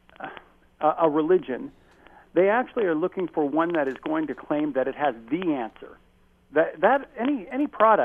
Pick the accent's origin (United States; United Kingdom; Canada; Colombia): Canada; Chatham, Ontario; even in my own hometown, I grew up in Chatham, Ontario